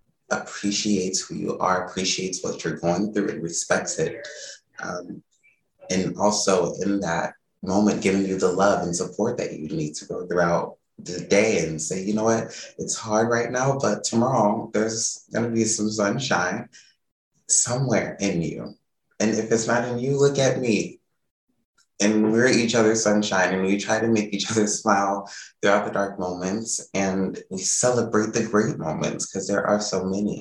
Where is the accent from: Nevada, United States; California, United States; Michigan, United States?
Michigan, United States; Flint; I've never met another person from Flint, Michigan other than my family